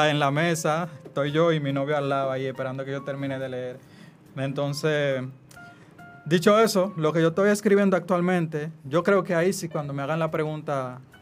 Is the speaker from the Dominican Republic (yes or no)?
yes; Puerto Plata, Dominican Republic; Ah, como yo soy de Puerto Plata, fue también un ejercicio, como contar esos textos